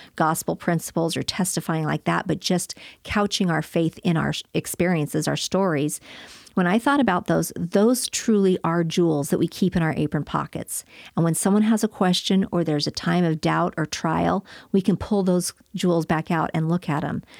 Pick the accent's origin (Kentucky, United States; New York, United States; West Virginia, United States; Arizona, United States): Arizona, United States; Flagstaff; I was growing up in Flagstaff, Arizona, and I had an idyllic childhood